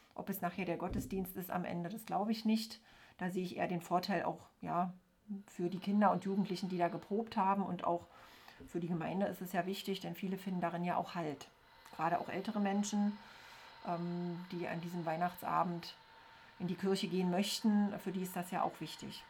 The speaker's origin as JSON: {"language": "German", "region": "East Germany", "country": "Germany", "tie": "born or raised there", "said": "ich bin ja in der DDR aufgewachsen"}